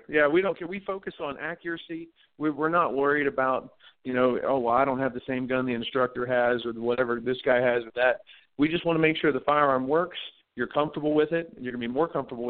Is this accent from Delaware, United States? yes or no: yes; Delaware, United States; moved away as an adult; also born or lived in New Castle, Delaware; now in New Mexico, United States; I grew up in Delaware, and my daddy was, he's a big hunter in Delaware.